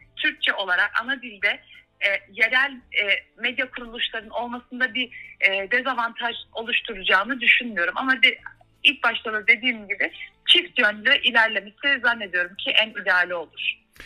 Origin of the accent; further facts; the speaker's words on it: Freiburg, Baden-Württemberg, Germany; moved away as an adult; also born or lived in Turkey; now in Berlin, Germany; Almanya Freiburg doğumlu. Almanya'nın Baden-Württemberg eyaletinde doğdum, büyüdüm.